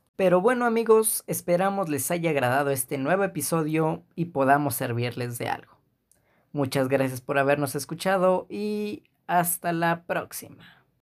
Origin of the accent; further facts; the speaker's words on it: Mexico; uno como mexicano